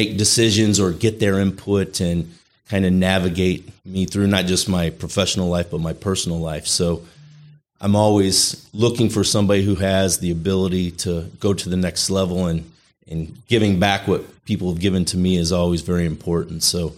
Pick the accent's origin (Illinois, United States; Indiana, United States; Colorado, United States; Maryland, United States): Illinois, United States; Chicago; moved away as an adult; Yeah, I was born in Illinois, lived numerous places throughout the Chicagoland area. So I was there till I was about 20, 23 years old.